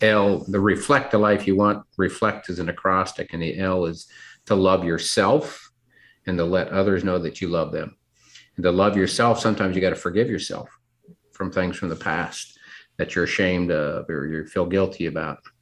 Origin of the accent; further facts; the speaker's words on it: Seattle, Washington, United States; moved away as an adult; also born or lived in North Carolina / Memphis, Tennessee; grew up in the Seattle, Washington area